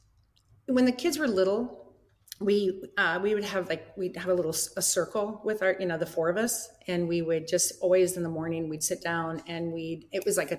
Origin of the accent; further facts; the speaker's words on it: Iowa, United States; Bruce played at Iowa. We're from Iowa.